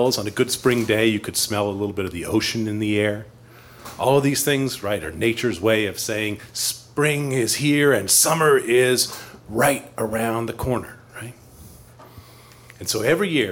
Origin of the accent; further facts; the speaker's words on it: East Coast, United States; now in Chicago, United States; I grew up on the East Coast where we have spring